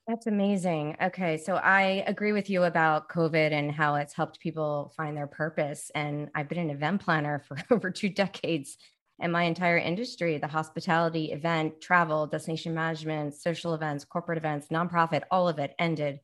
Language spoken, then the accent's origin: English; Baltimore, Maryland, United States; moved away; also born or lived in Jersey City / New York City; I'm from Baltimore.